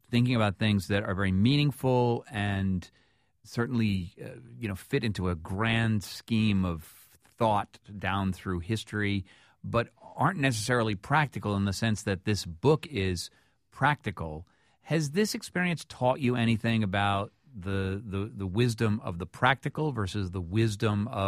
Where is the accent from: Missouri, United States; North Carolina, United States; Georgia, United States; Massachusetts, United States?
Georgia, United States; Augusta; I'm from Augusta, Georgia.